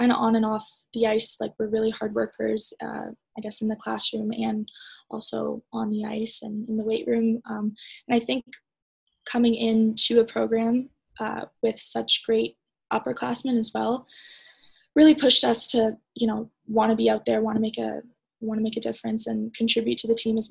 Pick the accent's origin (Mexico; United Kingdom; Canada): Canada; being a Canadian